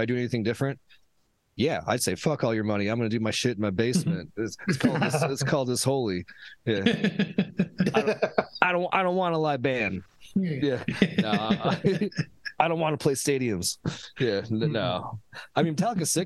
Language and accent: English; Omaha, Nebraska, United States; here in my hometown, currently Omaha